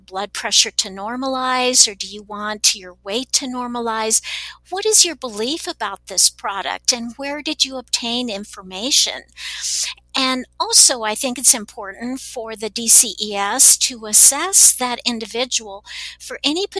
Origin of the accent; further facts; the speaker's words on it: Texas, United States; now in Salt Lake City, United States; I grew up in Texas, so I speak Spanish